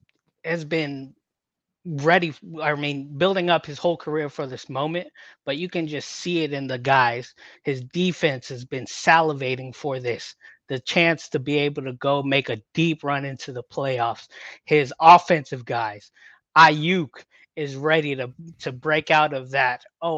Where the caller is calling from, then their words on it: Hercules, California, United States; I'm in Hercules, California.